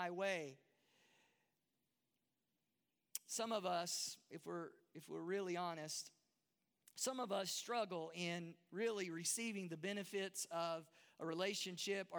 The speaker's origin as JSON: {"language": "English", "region": "Texas", "country": "United States", "moved": "as an adult", "lives_now": "Durban, South Africa", "said": "that's hard for a Texas boy"}